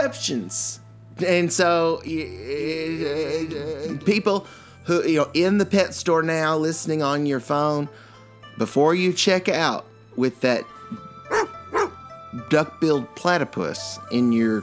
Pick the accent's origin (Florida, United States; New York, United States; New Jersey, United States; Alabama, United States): New York, United States; New York City; my hometown, New York City